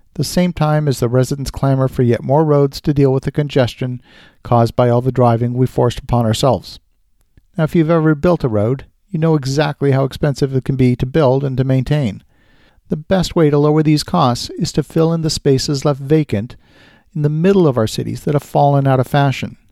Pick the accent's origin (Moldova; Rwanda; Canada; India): Canada; Ottawa, Ontario; my hometown of Ottawa, Canada